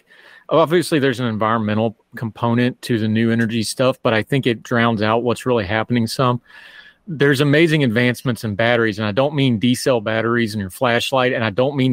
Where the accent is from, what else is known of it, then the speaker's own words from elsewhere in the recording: central West Virginia, United States; my hometown has a hydroelectric plant, but that's because it has a Corps of Engineer-controlled lake